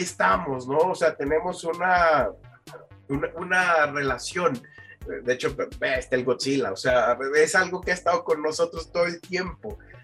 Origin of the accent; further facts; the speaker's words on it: Mexico; nosotros como mexicanos